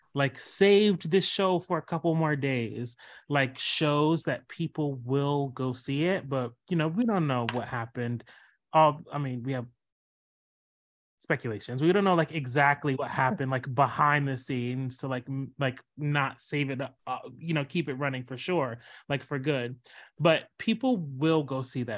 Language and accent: English; the South, United States; I come from the South